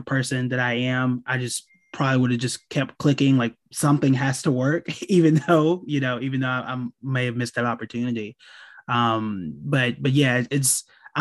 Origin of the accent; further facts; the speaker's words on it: Oklahoma, United States; I'm from Oklahoma